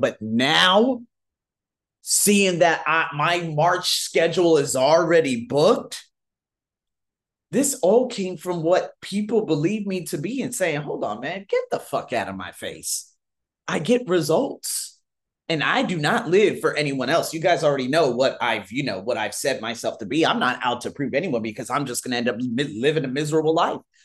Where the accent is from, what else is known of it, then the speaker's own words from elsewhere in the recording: United States; moved away as an adult; now in Thailand; I'm from America.